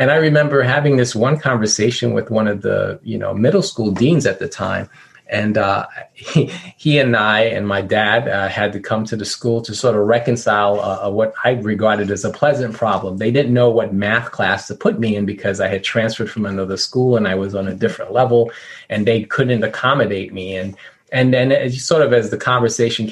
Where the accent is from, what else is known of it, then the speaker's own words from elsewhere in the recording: New York City, New York, United States; I grew up in Brooklyn